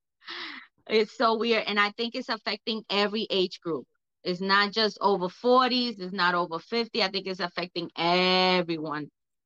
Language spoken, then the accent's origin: English; New York City, New York, United States; I'm from East Harlem, El Barrio. I'm Puerto Rican.